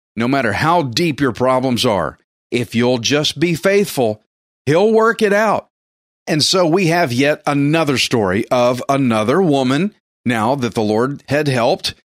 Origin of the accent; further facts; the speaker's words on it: Texas, United States; I'm Texan redneck